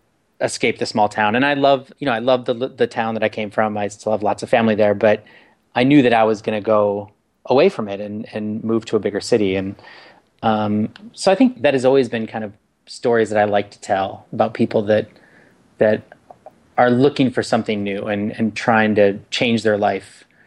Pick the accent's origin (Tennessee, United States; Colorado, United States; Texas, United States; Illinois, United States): Illinois, United States; small farm town outside of Chicago; moved away; Yeah, both Corey and I grew up in the Midwest. I grew up in a really small farm town outside of Chicago.